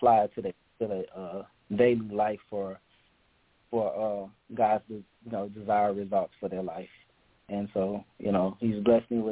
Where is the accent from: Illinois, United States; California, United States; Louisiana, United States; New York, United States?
Louisiana, United States; Lake Charles; I'm from Lake Charles, Louisiana